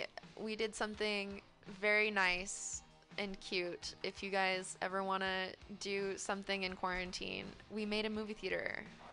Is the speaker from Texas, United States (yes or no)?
yes; Texas, United States; I am from Texas